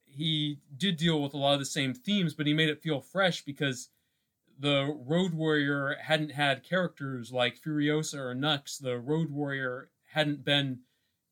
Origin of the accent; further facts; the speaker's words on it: Portland, Oregon, United States; also born or lived in Eugene, Oregon; my hometown, Portland, Oregon